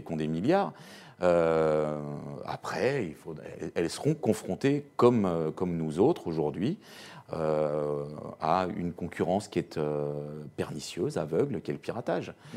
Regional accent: France; je suis français

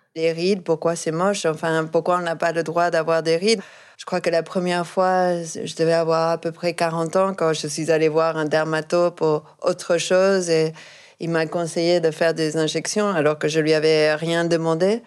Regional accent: Argentina; moved away; je viens d'Argentine

